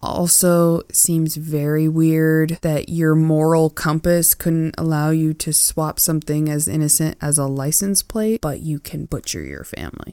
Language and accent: English; Tillamook, Oregon, United States; moved away; I grew up in Tillamook